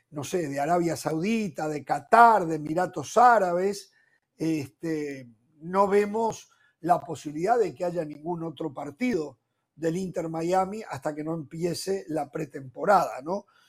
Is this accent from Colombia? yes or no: no; Uruguay